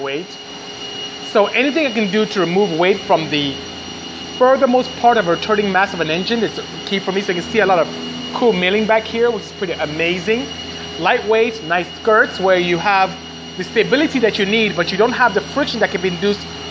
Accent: Nigeria; moved away as an adult; also born or lived in Ontario, California, United States; now in United States; I'm originally from Nigeria, but I'm here in the US. I've been here since 89, and I go home often

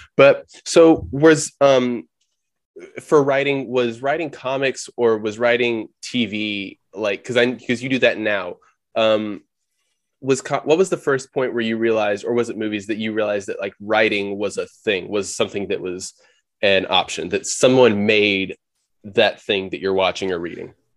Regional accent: Oklahoma, United States; I'm from Oklahoma.

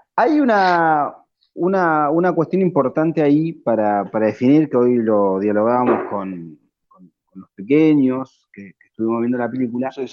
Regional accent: Argentina; nuestra historia como pueblo argentino

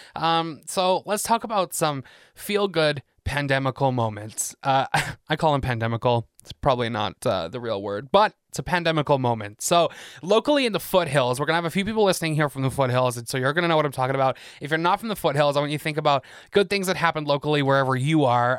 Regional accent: England, United Kingdom; moved away as an adult; I'm from England, born and raised there, moved here twelve years ago

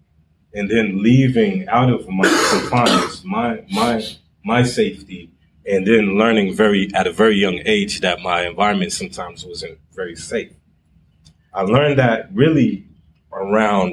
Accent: Boston, Massachusetts, United States; I'm from Boston. Actually, I'm from the Roxbury area.

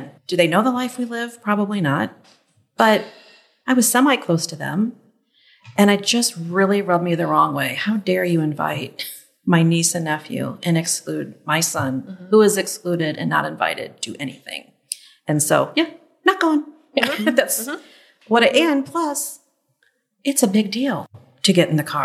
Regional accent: St. Louis, Missouri, United States; I'm from St. Louis.

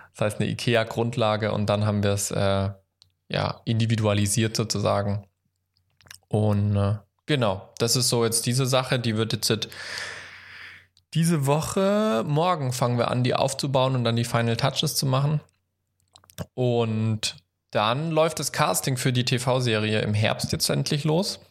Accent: Baden-Württemberg, Germany; now in Hesse, Germany; ich komme ja auch aus Baden-Württemberg

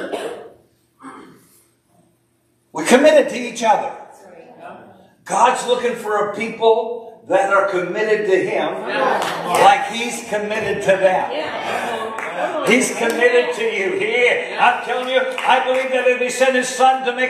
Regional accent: Maine, United States; I'm from Maine

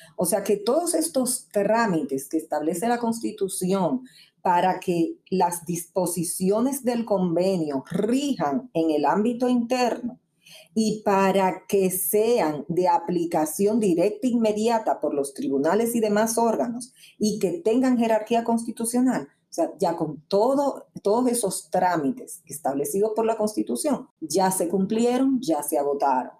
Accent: Dominican Republic

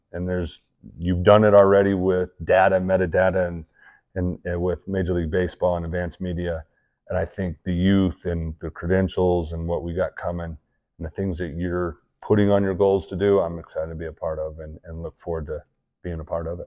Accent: Utah, United States

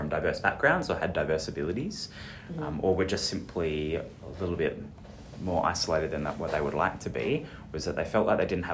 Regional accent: Perth, Western Australia, Australia; I'm a Perth local. I'm from Perth. I love Perth.

